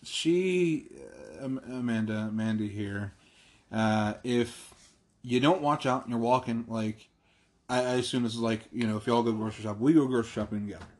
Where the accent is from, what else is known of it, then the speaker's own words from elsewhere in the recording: Ireland; As an Irishman